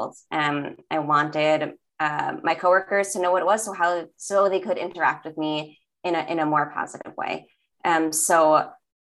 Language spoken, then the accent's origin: English; New York City, New York, United States; accent: Staten Island; I was born in Staten Island and I grew up in New York, so I can really throw on like my Staten Island accent